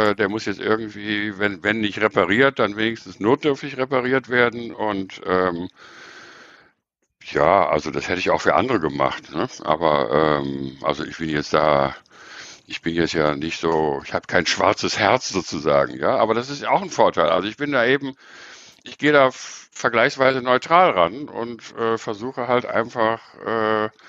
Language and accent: German; North Rhine-Westphalia, Germany; ich bin in, politisch in Köln sozialisiert. Ja, ich bin also im Rheinland aufgewachsen, kenne den rheinischen Klüngel